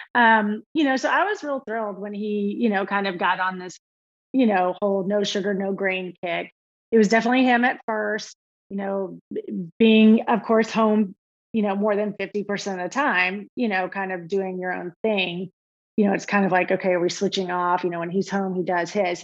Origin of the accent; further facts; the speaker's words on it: Austin, Texas, United States; also born or lived in Alabama; we were we're from Austin originally. Uh, grew up there together